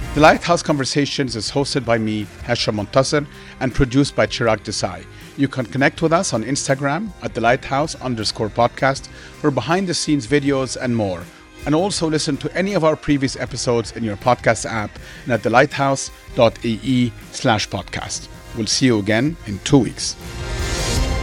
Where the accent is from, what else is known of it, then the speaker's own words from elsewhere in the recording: Egypt; moved away as an adult; now in Dubai, United Arab Emirates; growing up in Egypt